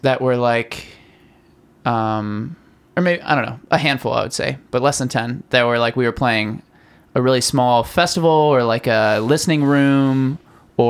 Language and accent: English; Harrisonburg, Virginia, United States; my hometown in Harrisonburg, Virginia